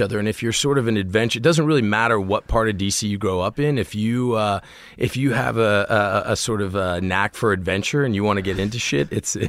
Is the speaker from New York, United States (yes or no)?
no; Washington, District of Columbia, United States; I grew up in D.C., in Washington, D.C.